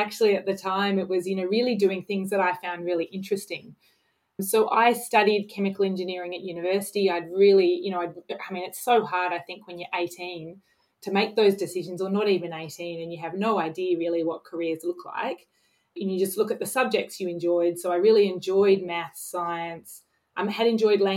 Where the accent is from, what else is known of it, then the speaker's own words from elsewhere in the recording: Sydney, New South Wales, Australia; also born or lived in London; I grew up in Sydney and have kind of lived around different parts of Sydney